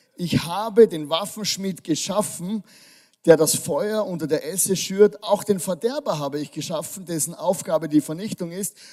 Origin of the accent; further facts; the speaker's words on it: Styria, Austria; ich komme aus der Steiermark. Das, das ist eine Kultur bei uns